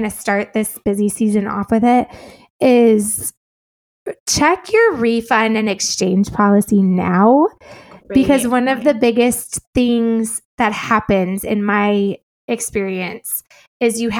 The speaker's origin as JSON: {"language": "English", "region": "Illinois", "country": "United States", "moved": "as an adult", "said": "I am from Illinois"}